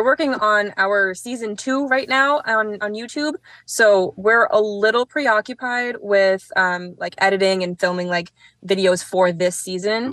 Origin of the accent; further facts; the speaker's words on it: Manchester, New Hampshire, United States; a kid for me growing up in Manchester